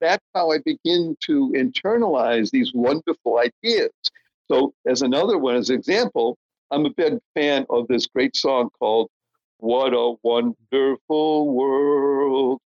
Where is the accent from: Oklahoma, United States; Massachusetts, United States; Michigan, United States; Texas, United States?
Massachusetts, United States; Brookline; also born or lived in Dorchester, Boston; until I was nine years old, lived in Dorchester. Then we moved to Brookline, so that's where I spent most of my formative years